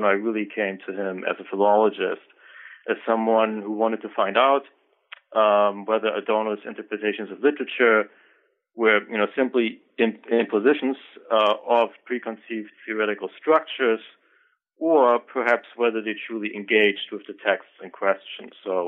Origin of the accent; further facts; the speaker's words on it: Germany; now in United States; I am originally from Germany. I took some undergraduate courses in a number of fields, actually, at the University of Hamburg. I moved on to Michigan for my graduate work